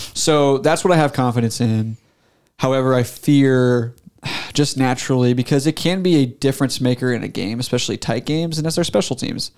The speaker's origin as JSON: {"language": "English", "region": "Nebraska", "country": "United States", "tie": "born or raised there", "said": "growing up in Nebraska, of course, it's hard not to be a Husker fan"}